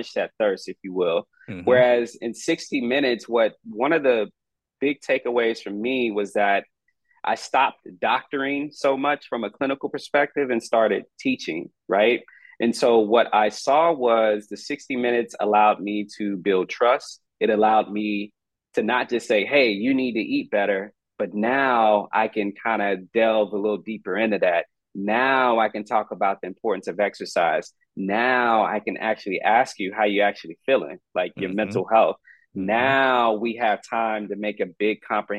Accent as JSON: {"language": "English", "region": "Texas", "country": "United States", "tie": "born or raised there", "said": "I got approached by a system here in my home state who kind of offered that opportunity to build out this more, how should I say, holistic, novel delivery care model. And they happened to be the largest system here in Texas"}